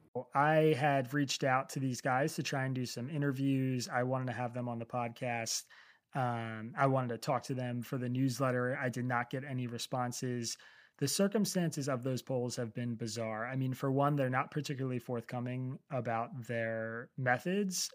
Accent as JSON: {"language": "English", "region": "Pennsylvania", "country": "United States", "tie": "born or raised there", "said": "my home state of Pennsylvania"}